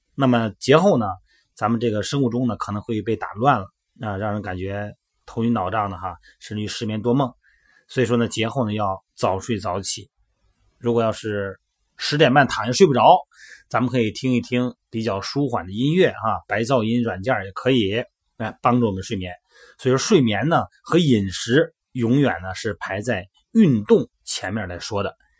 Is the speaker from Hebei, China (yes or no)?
no; Shandong, China; 在我们山东老家